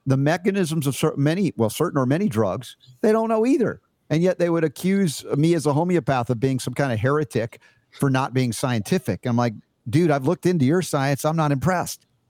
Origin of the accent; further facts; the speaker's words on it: United States; as an American